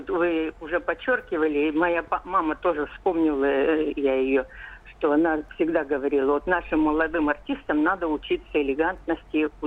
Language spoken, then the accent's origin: Russian; Bratsk, Irkutsk Oblast, Russia; moved away as an adult; now in Moscow Oblast, Russia; мне 78 лет, я из Сибири, из Братска, но уже 10 лет в Подмосковье.